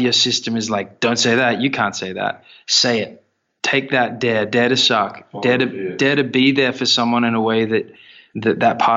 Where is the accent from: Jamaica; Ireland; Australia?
Australia; we're Australian